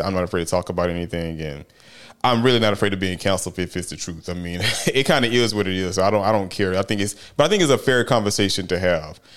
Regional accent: United States; I'm an American.

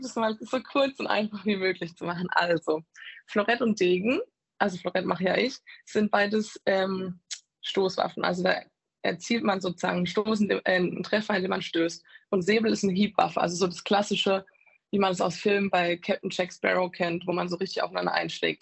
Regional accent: Walldürn, Baden-Württemberg, Germany; also born or lived in Tauberbischofsheim; Ich war erst in Maldörn auf der Schule

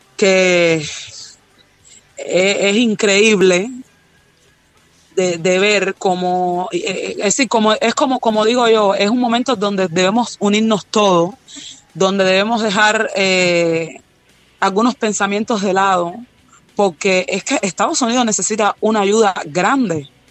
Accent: Cuba; aquí en Cuba

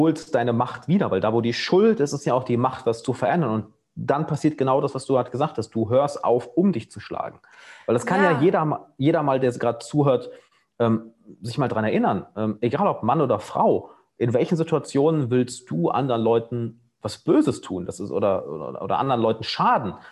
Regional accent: Germany; moved away

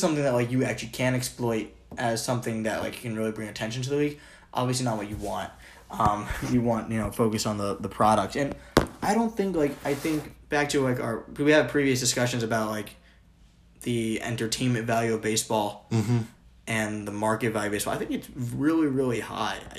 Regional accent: Maryland, United States; As a Marylander.

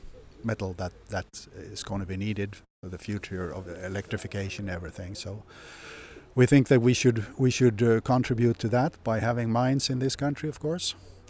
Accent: Hedemora, Dalarna County, Sweden; Yeah, I come from Hedemora, which is just 10-15 kilometers south of here.

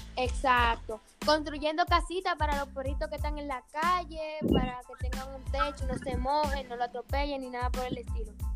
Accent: Higüey, La Altagracia, Dominican Republic; Yo soy de Higüey

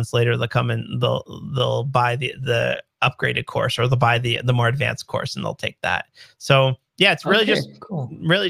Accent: Canada; I'm Canadian

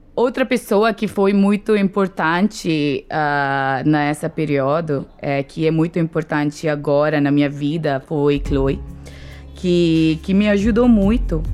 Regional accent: India; Portuguese is a second language; moved away as an adult; now in Brazil; Não tenho vontade de voltar para a Índia

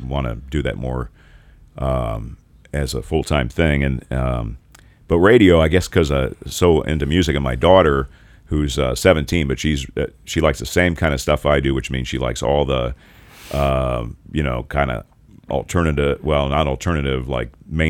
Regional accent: Carmel, Indiana, United States; my hometown is Carmel, and they have more roundabouts than any city in the United States

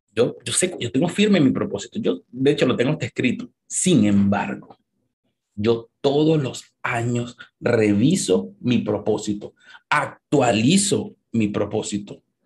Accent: Venezuela; now in United States; los que somos venezolanos

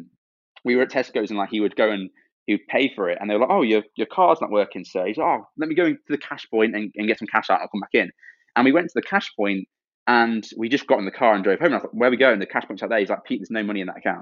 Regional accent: Stoke-on-Trent, West Midlands, United Kingdom; moved away; also born or lived in Cambridge; Stoke-on-Trent, where I grew up, is a very rough place

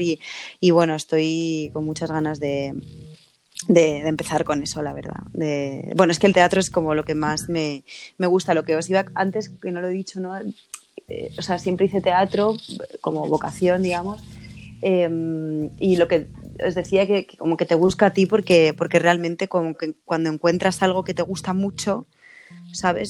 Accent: Madrid, Community of Madrid, Spain; nací en Carabanchel

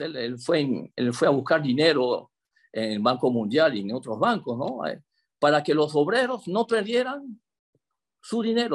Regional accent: Chame, Panamá Oeste, Panama; moved away as an adult; also born or lived in Paris suburbs, France; now in Gretz-Armainvilliers, France; nativo de Chame, soy un chamero

